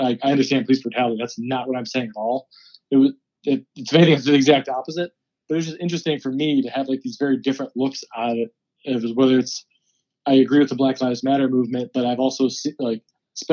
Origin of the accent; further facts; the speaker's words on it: Cleveland, Ohio, United States; where I grew up in Cleveland